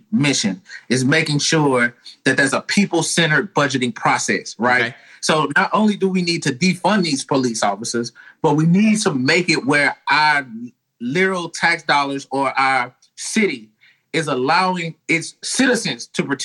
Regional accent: Nashville, Tennessee, United States; I'm from Nashville. I'm an old country boy.

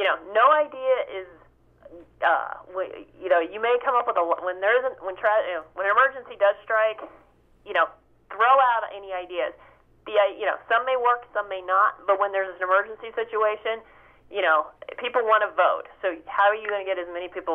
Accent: Ohio, United States; now in New Jersey, United States; I grew up in Ohio

